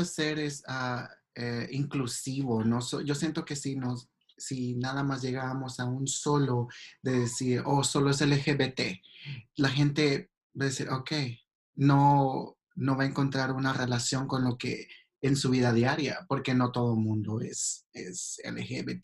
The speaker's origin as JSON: {"language": "Spanish", "country": "El Salvador", "tie": "born or raised there", "moved": "as an adult", "lives_now": "Los Angeles, United States", "said": "yo soy originalmente de El Salvador. tengo viviendo en Los Ángeles 15 años, de que me mudé de El Salvador. Ah, no he crecido, la mayoría de mi vida crecí en El Salvador. Me mudé a los 18"}